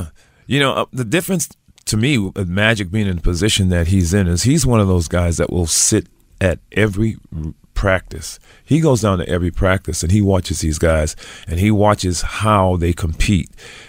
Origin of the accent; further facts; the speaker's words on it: Providence, Rhode Island, United States; See, I grew up in Providence, Rhode Island. So the team back there, of course, was the Boston Red Sox and the New England Patriots.